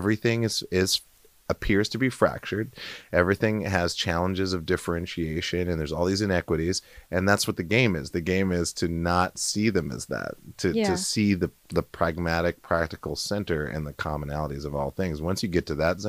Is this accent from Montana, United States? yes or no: yes; Montana, United States; growing up in Montana, it's kind of more of a libertarian state